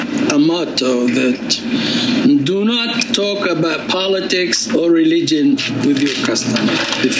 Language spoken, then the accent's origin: English; Palestine; moved away as an adult; now in Appomattox, United States; I was born and raised in Colenso in Palestine.